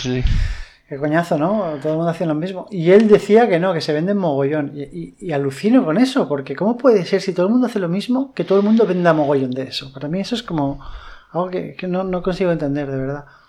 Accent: Madrid, Community of Madrid, Spain; now in Valencia, Spain; yo soy madrileño

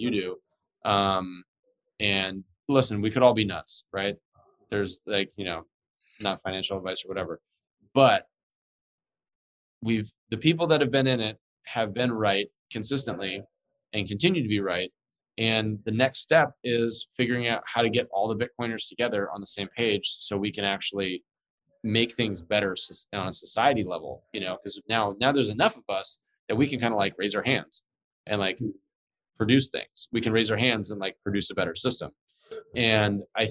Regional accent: United States; I'm an American

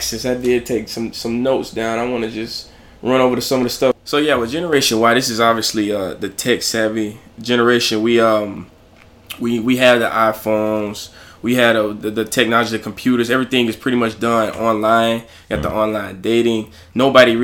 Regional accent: Alabama, United States; I'm from Alabama

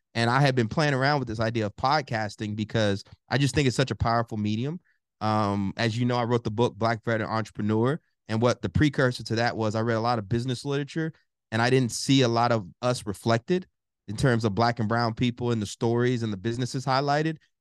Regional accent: College Station, Texas, United States; moved away; also born or lived in Newark, New Jersey; I'm originally from Bryan College Station, Texas, raised by my mom

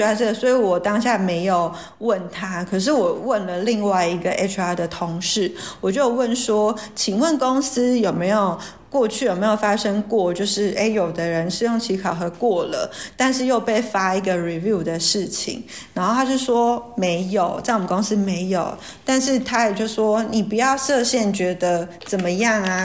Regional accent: Taoyuan, Taiwan; 我大学毕业第一家是在桃园

